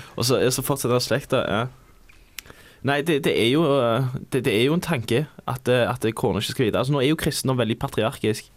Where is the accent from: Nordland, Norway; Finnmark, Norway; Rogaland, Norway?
Rogaland, Norway; som du nok hører, så er jeg fra Rogaland.